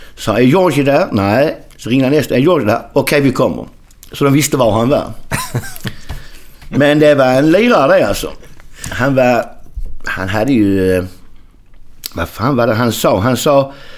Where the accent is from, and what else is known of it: Skåne, Sweden; accent: Skånska; moved away as an adult; also born or lived in Landskrona / Melbourne, Australia / San Jose, United States